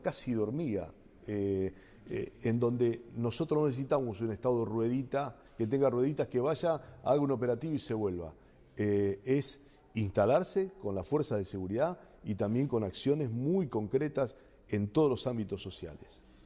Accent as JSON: {"language": "Spanish", "town": "Rosario", "region": "Santa Fe", "country": "Argentina", "said": "Soy un rosarino, de, me, siento un rosarino de pura cepa"}